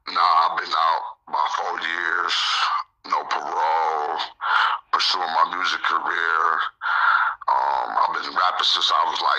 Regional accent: Lansing, Michigan, United States; also born or lived in Blytheville, Arkansas; I was born in Blytheville, Arkansas, but I was raised up here in Lansing, Michigan um, Blytheville is like an hour from Memphis, and uh, Lansing is like an hour from Detroit.

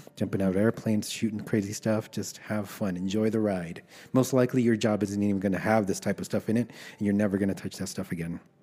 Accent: Los Angeles, California, United States; also born or lived in El Salvador; I was born in El Salvador, and my parents brought me to the States when I was about four. We illegally crossed the border, and, uh, I was raised in Los Angeles.

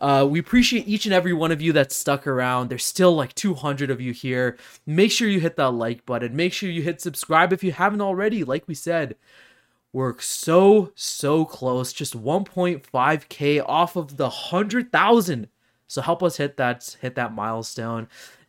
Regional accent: Canada; I've never lived in America. I'm not an American. I'm a Canadian. I love Canada, by the way.

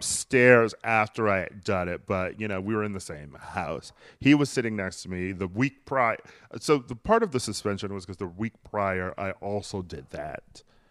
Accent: Milwaukee, Wisconsin, United States; Yeah, Wisconsin is very quaint. I don't know. I've always had a weird relationship with that city

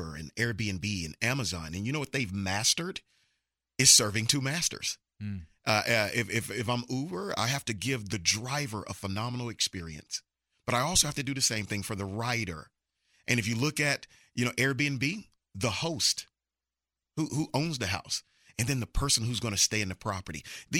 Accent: Mobile, Alabama, United States; now in Texas, United States; I'm from Mobile, Alabama

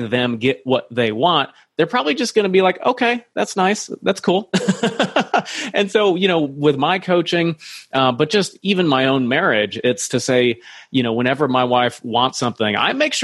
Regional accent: Iowa, United States; I grew up near in Iowa

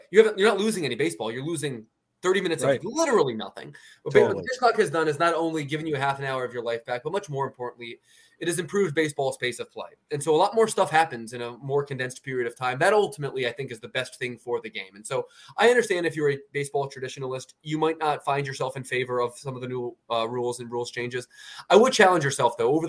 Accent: Philadelphia, Pennsylvania, United States; also born or lived in Baltimore, Maryland; I'm a Philly guy

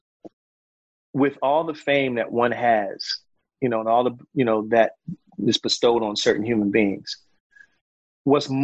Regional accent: Philadelphia, Pennsylvania, United States; we're all guys from Philly, and I used to live in the neighborhood where Will lived

